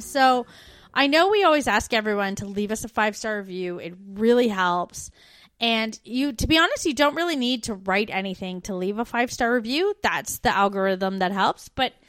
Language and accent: English; Canada; moved away as an adult